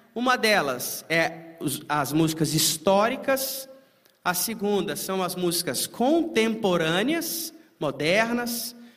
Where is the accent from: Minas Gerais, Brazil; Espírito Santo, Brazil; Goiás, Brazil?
Minas Gerais, Brazil; Timóteo; moved away; em Timóteo, Minas Gerais, minha terra natal, onde eu me converti lá